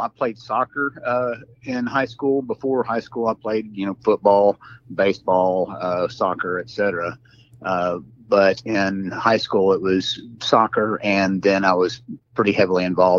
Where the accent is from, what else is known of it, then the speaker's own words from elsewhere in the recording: North Texas, United States; I actually grew up in North Texas.